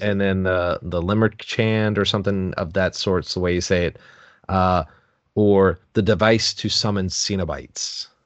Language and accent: English; Connecticut, United States; That's actually my hometown